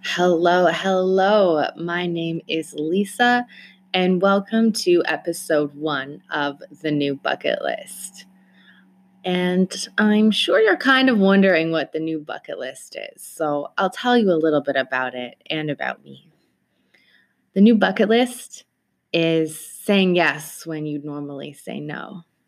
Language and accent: English; Toronto, Ontario, Canada; I am from Toronto, Canada